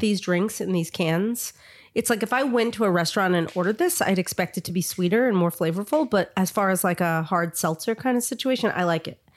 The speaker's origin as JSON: {"language": "English", "region": "New York", "country": "United States", "tie": "born or raised there", "said": "I grew up in New York"}